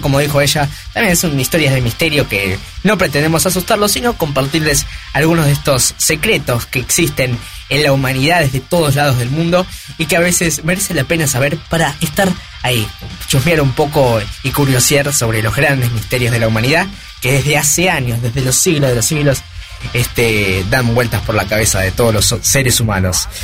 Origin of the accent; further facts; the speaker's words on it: Argentina; somos Argentina